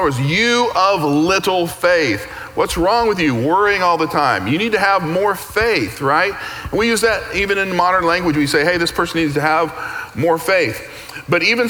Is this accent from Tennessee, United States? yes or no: yes; Tennessee, United States; moved away as an adult; now in Texas, United States; So I grew up in Tennessee, pretty much a very monocultural existence.